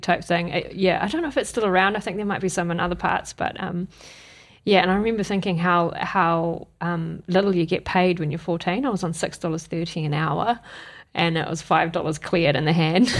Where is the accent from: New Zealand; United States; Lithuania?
New Zealand; Wellington; moved away as an adult; now in Auckland, New Zealand; I'm from Wellington originally